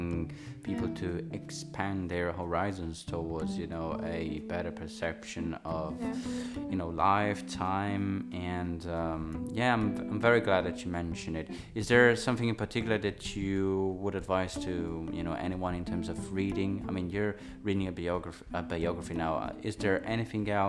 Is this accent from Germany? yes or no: no; Italy; my hometown in Italy